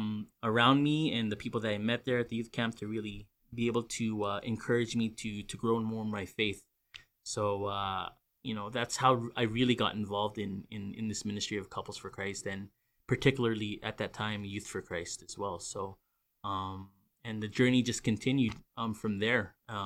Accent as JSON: {"language": "English", "town": "New Westminster", "region": "British Columbia", "country": "Canada", "tie": "born or raised there", "also_born_or_lived": "Burnaby", "said": "I was born and raised in Vancouver. Be more specific, I know Greater Vancouver area, everyone thinks Vancouver, they think of just Vancouver, but there's also other cities. And I was actually born and raised in New West"}